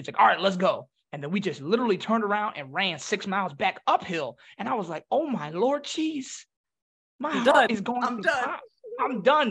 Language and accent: English; Philadelphia, Pennsylvania, United States; I'm from Philly